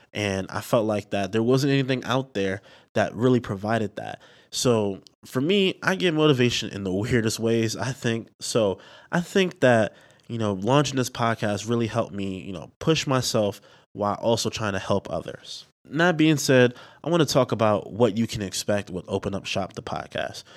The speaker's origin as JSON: {"language": "English", "town": "New York City", "region": "New York", "country": "United States", "also_born_or_lived": "Delaware", "said": "I am from the Bronx, New York, you know, from the Bronx borough, the best borough"}